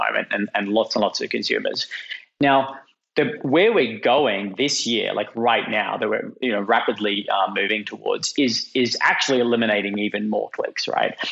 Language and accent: English; Australia; moved away; as you can tell from my funny accent, I'm, I'm Australian and was living in Australia at the time.